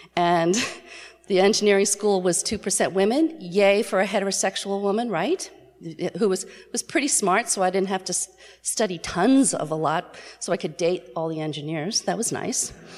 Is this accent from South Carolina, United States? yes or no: no; New York City, New York, United States; I was born in New York City